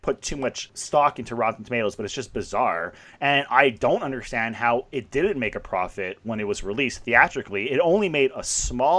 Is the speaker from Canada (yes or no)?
yes; Canada; I'm Canadian.